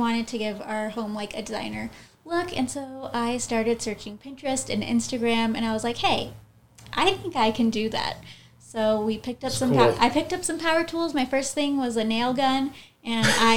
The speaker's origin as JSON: {"language": "English", "region": "Southern California", "country": "United States", "tie": "born or raised there", "said": "I am in Southern California, and that's where I've been born and raised."}